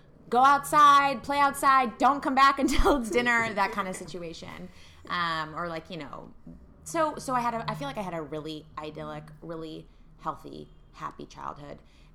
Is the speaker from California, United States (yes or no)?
no; Evanston, Illinois, United States; now in New York City, United States; I grew up in Evanston, Illinois